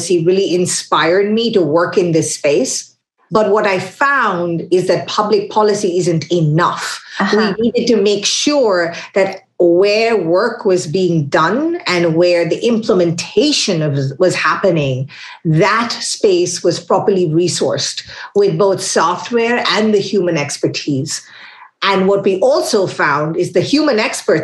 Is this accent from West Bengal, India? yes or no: yes; Kolkata, West Bengal, India; now in Washington, D.C., United States; I'm originally from Calcutta. That's very material because that means I have traveled across many places to land up where I am today in Washington, D.C.